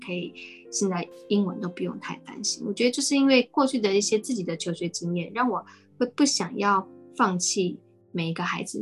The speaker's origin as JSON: {"language": "Chinese", "country": "Taiwan", "tie": "born or raised there", "also_born_or_lived": "United States", "said": "他们也都一样跟我小时候在美国，那回到台湾"}